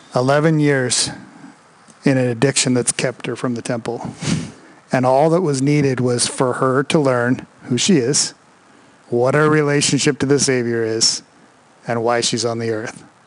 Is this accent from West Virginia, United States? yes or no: no; Northern Idaho, United States; we're two knuckleheads from Northern Idaho.